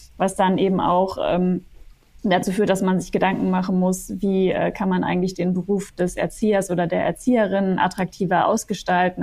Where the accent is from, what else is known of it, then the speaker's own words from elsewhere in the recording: West Germany, Germany; ich bin zum Beispiel in Westdeutschland aufgewachsen